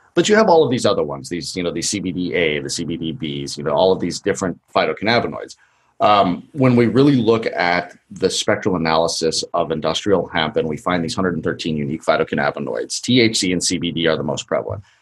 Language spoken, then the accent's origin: English; Colorado, United States; now in California, United States; I was born in Colorado and spent most of my life there